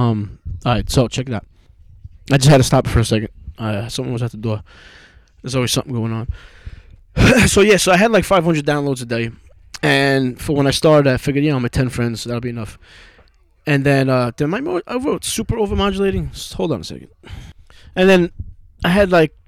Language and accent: English; New York, United States; I'm just some fucking asshole from New York